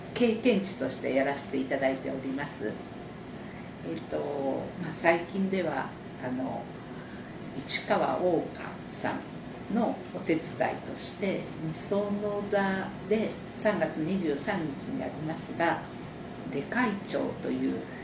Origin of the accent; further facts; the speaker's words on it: Nagoya, Aichi, Japan; 私名古屋市中区生まれ中区育ち